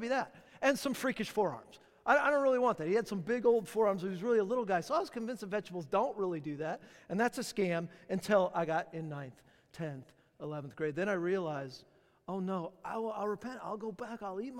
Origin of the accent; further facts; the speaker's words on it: Southern California, United States; now in Charlotte, United States; I'm from Southern California